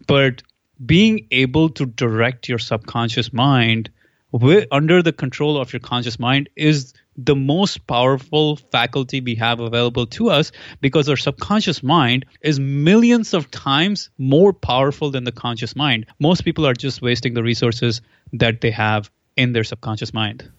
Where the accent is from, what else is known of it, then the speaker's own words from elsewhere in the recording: India; moved away; I am from India originally, so I'm a physics guy